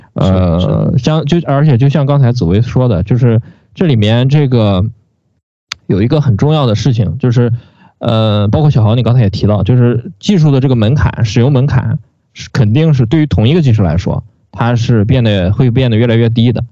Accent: Shandong, China; 我们山东人的山东式倒装

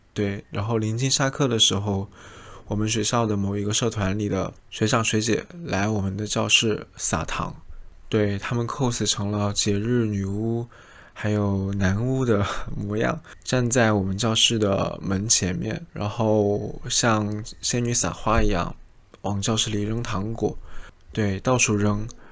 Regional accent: southern China, China; now in Shanghai, China; 而我是南方人

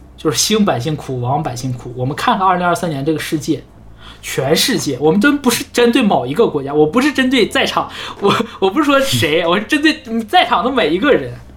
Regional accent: Northeast China, China; 我们东北人

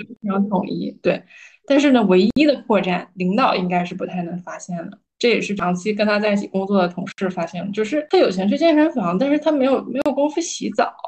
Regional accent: Northeast China, China; 我老家在东北嘛

